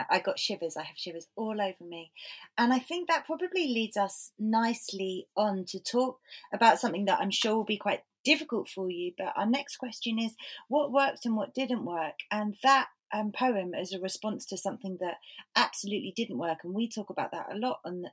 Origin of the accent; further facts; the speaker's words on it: Brighton, South East England, United Kingdom; growing up in Brighton, it was more grungy before it was like hippie.